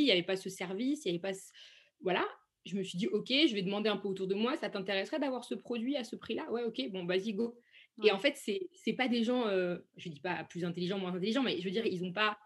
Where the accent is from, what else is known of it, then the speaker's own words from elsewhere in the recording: Saint-Étienne, Auvergne-Rhône-Alpes, France; moved away as an adult; now in Paris, France; je suis originaire de Saint-Étienne et je vis à Paris depuis peu de temps